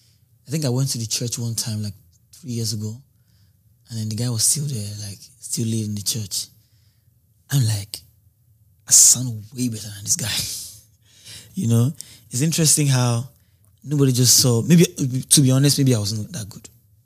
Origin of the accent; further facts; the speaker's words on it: Lagos, Nigeria; Lagos, Ifeako Ajayi.